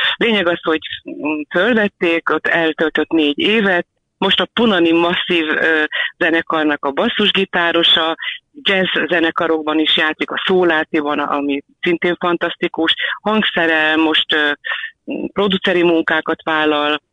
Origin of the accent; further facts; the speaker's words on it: Balassagyarmat, Nógrád, Hungary; now in Budapest, Hungary; nálunk Valasi Gyarmatonon egy ilyen, ilyen védőhálóban éltünk mindannyian anyu égkörében. Sportoltam, közlekedni lehetett gyalog vagy biciklivel